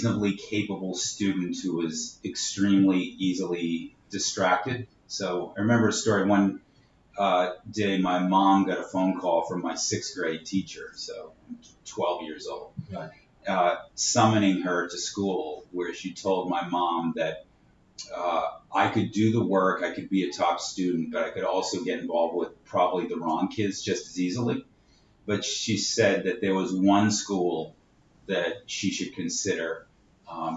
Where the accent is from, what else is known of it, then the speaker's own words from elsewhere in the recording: Boston, Massachusetts, United States; moved away as an adult; also born or lived in upstate New York; now in New York City, United States; my hometown of Boston